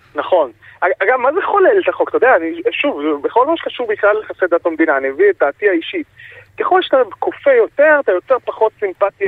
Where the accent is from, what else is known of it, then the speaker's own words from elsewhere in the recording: Jerusalem, Jerusalem District, Israel; שנולד בעיר העתיקה בירושלים, גדלתי שם